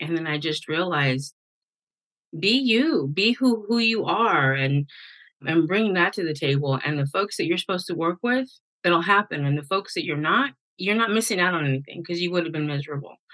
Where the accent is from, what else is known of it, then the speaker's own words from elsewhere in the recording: the Bay Area, California, United States; I'm from the Bay